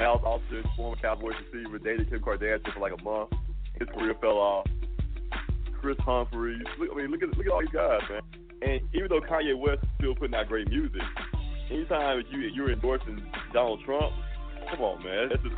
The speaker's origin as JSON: {"language": "English", "country": "Canada", "said": "I'm Canadian. So, Canadians are a little different. A little bit weird."}